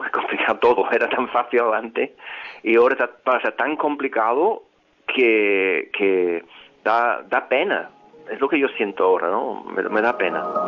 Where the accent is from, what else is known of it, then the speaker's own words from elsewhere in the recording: Liverpool, North West England, United Kingdom; Spanish is a second language; moved away as an adult; also born or lived in London; now in Málaga, Spain; de Liverpool, del Reino Unido, la ciudad de los …